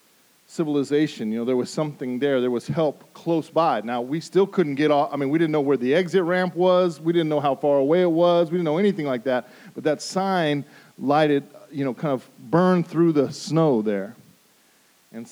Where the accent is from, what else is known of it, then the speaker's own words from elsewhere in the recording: Denver, Colorado, United States; moved away; I grew up in Denver, Colorado